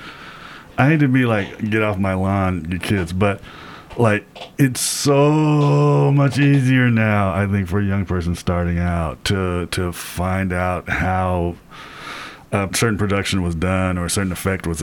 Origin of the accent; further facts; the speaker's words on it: United States; we all grew up on this in the States